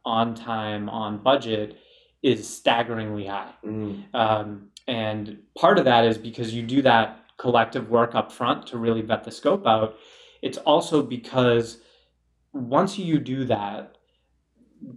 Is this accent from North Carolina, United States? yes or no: no; Lynnfield, Massachusetts, United States; 15 or 20 minutes north of Boston in Linfield. My mom actually still lived there as of a month ago